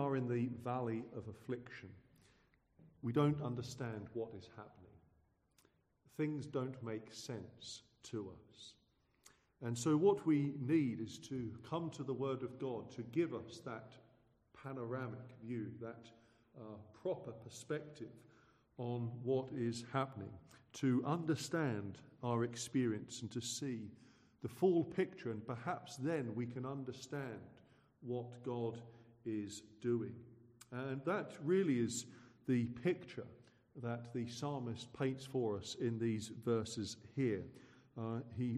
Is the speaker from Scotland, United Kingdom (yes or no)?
no; Suffolk, East of England, United Kingdom; I hail from Suffolk